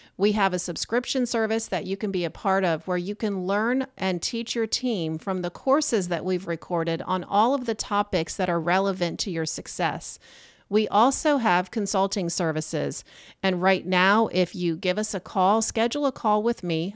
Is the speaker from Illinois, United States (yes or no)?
no; Corning, New York, United States; moved away; I'm from Corning, New York